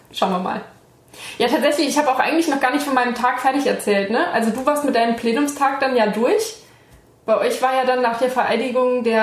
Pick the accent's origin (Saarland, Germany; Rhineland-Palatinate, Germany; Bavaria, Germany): Saarland, Germany; ich komme nicht aus Saarbrücken, aber gut. Saarland generell.